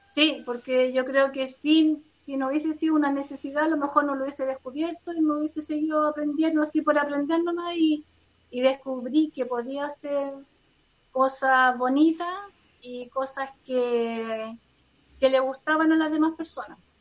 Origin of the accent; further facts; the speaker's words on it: Rancagua, O'Higgins, Chile; Soy de Rancagua